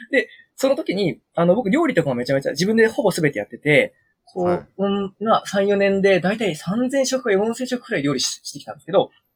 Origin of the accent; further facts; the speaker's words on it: Kushiro, Hokkaido, Japan; 釧路っていうところに生まれ育ってて